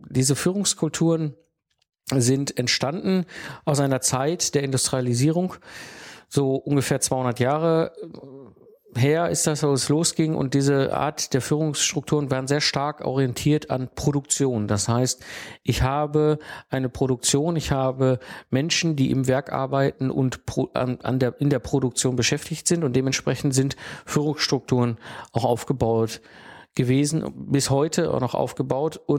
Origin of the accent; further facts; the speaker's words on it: North Rhine-Westphalia, Germany; ich bin halt ein Kind des Ruhrpots und ich bin aufgewachsen zwischen Kohle und Stahl.